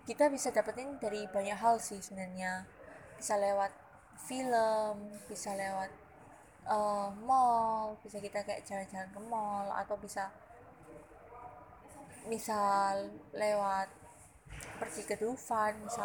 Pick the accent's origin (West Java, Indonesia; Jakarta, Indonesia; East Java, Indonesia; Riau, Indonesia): East Java, Indonesia; Surabaya; karena aku dari Surabaya jadi aku milih